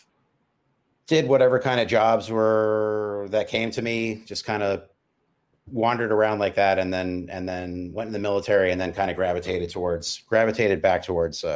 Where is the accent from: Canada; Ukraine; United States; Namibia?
United States; San Francisco, California; I grew up in San Francisco on a hill called Potrero Hill